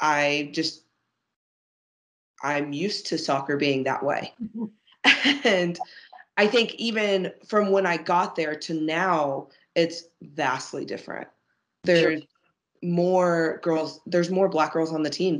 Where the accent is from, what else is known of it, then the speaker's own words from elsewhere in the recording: Dallas, Texas, United States; I grew up in Dallas